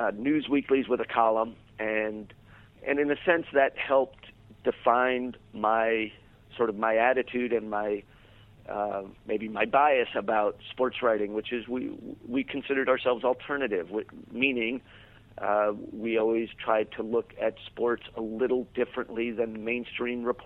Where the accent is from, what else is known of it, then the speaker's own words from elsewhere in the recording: New York City, New York, United States; moved away as an adult; now in Los Angeles, United States; I grew up in New York City, went to college in upstate New York.